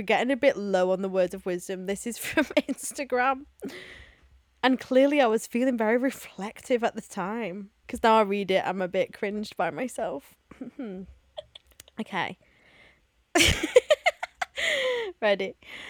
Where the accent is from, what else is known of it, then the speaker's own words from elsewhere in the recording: Texas, United States; I'm from Texas.